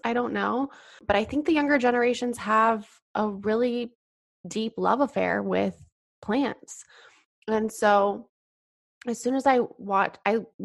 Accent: Colorado, United States; now in California, United States; I grew up in Colorado in a small town.

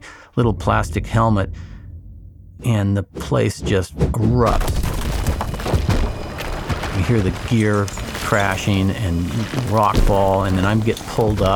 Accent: Alaska, United States; I'm basically a local kid from Alaska

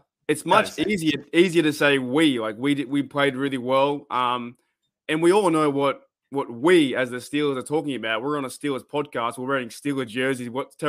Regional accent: Australia; We're from Australia.

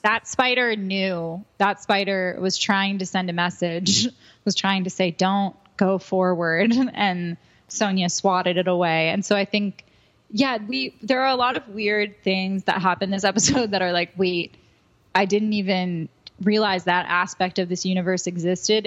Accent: New Jersey, United States; I'm from New Jersey

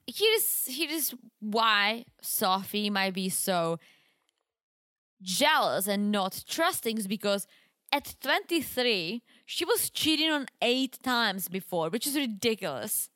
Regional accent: Wrocław, Lower Silesian Voivodeship, Poland; moved away; You remember the mall in my hometown? It's called

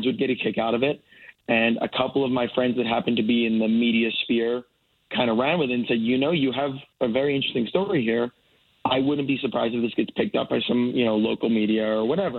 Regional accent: United States; As an American

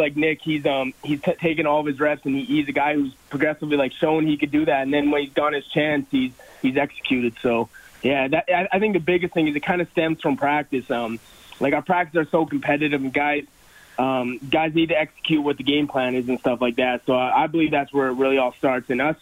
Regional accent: Edmonton, Alberta, Canada; born or raised there; moved away as an adult; now in Calgary, Canada

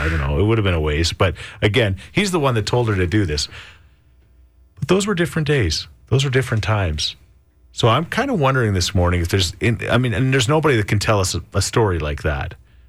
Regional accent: Midland, Ontario, Canada; When I was 13 in the early 80s, I used to hitchhike from my hometown, Midland, Ontario, to Daytona Beach to visit my dad.

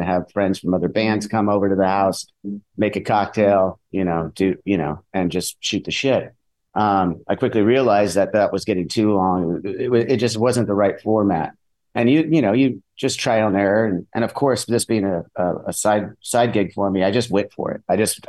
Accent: Southern California, United States; we're from Southern California.

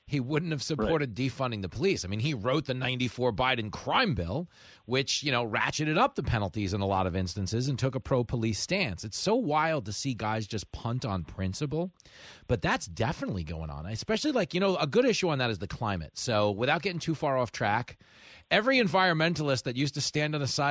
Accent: Levittown, New York, United States; when I was a little kid, growing up in Levittown, New York, Strong Island

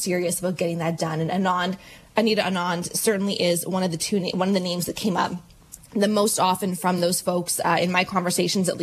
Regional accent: Alberta, Canada; moved away; I was born in Alberta, you know, lived there for many, many years

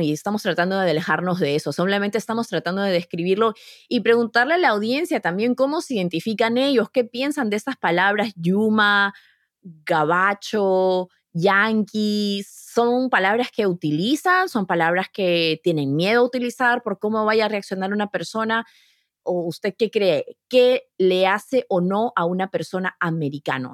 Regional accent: Peru; now in United States; cuando yo estudiaba historia universal en el Perú

